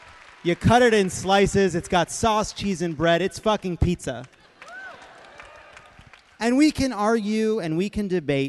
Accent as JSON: {"language": "English", "town": "New York City", "region": "New York", "country": "United States", "tie": "born or raised there", "also_born_or_lived": "Long Island", "moved": "yes", "lives_now": "Chicago, United States", "said": "I am born and raised in New York."}